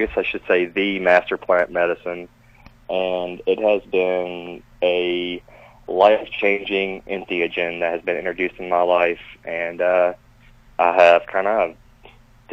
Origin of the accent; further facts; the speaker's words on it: Kentucky, United States; moved away; I'm from Kentucky originally